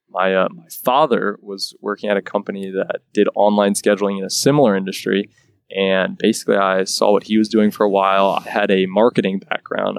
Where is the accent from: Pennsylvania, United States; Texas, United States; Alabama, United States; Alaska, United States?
Pennsylvania, United States; Lancaster; now in Quarryville, United States; We're both originally from Lancaster